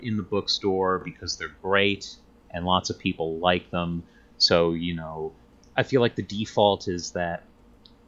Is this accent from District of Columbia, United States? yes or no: no; New Jersey, United States; I am from New Jersey